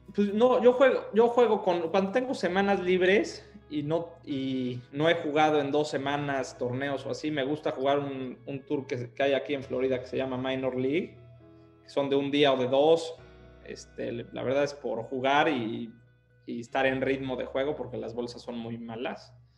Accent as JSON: {"language": "Spanish", "region": "Puebla", "country": "Mexico", "tie": "born or raised there", "moved": "as an adult", "lives_now": "Miami, United States", "said": "soy, soy poblano, soy poblano. Nací acá"}